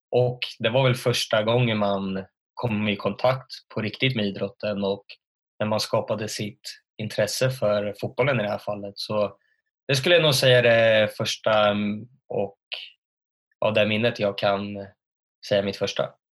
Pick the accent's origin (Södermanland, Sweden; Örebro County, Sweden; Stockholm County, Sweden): Örebro County, Sweden; Örebro; född och uppvuxen i Örebro